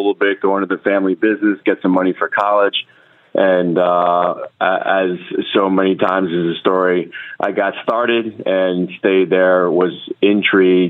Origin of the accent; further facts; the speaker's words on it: Long Island, New York, United States; accent: New York; moved away as an adult; also born or lived in Norfolk, Virginia; Originally from Long Island, New York